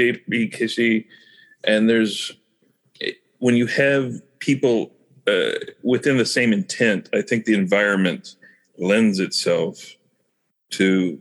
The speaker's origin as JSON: {"language": "English", "region": "Kansas", "country": "United States", "moved": "as an adult", "lives_now": "Missouri, United States", "said": "So I'm a transplant from Kansas."}